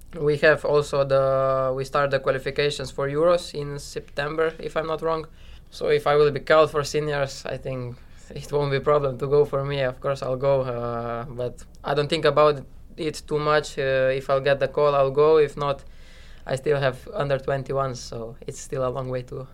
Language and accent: English; Slovenia; now in New York, United States; I'm from Slovenia